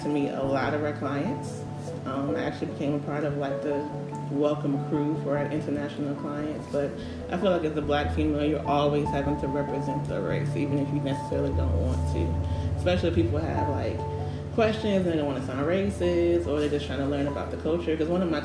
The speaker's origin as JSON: {"language": "English", "town": "Virginia Beach", "region": "Virginia", "country": "United States", "tie": "born or raised there", "also_born_or_lived": "Suffolk, Virginia", "moved": "as an adult", "lives_now": "Memphis, United States", "said": "I am technically from the 757. I grew up in Virginia Beach, and I live in Suffolk, and I currently live in Memphis"}